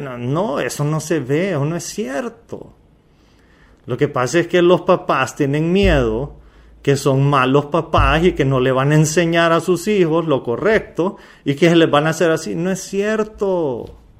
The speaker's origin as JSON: {"language": "Spanish", "country": "Honduras"}